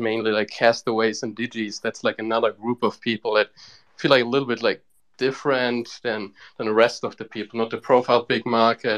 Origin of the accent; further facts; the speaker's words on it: Bavaria, Germany; I'm actually like from Bavaria.